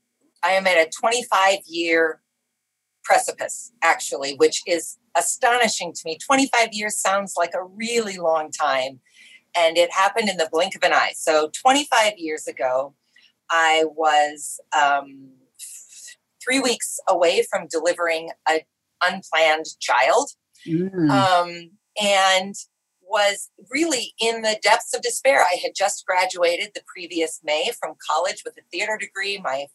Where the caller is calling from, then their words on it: North Dakota, United States; I'm joining you from North Dakota.